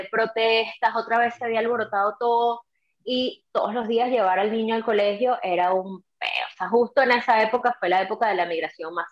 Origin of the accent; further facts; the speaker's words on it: Venezuela; moved away; Mi hijo. Yo tengo, yo tengo un hijo, tengo un hijo de, de 12 años y yo no salí de Venezuela, en mi caso no